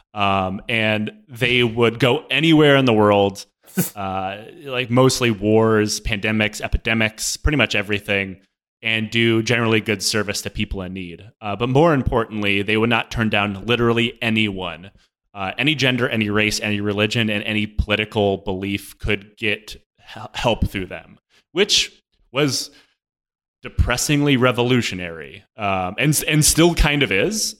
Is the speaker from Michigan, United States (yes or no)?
yes; Detroit, Michigan, United States; growing up in Detroit